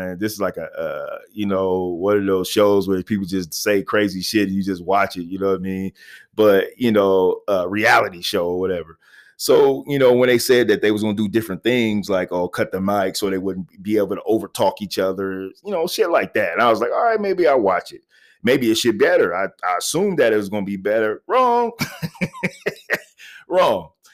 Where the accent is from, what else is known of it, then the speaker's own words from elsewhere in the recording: Little Rock, Arkansas, United States; moved away; I was born in Little Rock, Arkansas